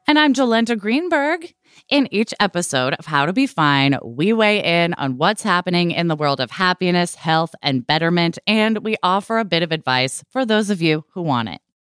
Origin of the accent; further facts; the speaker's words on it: Portland, Oregon, United States; I grew up in Portland, Oregon in the late eighties, early nineties